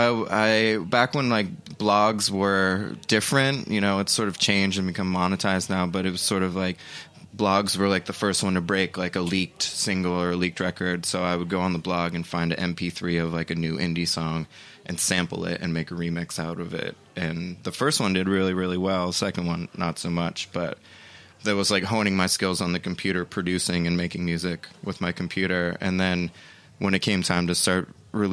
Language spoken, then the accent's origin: English; Pittsburgh, Pennsylvania, United States; also born or lived in Asheville, North Carolina; now in New York, United States; I grew up in Pittsburgh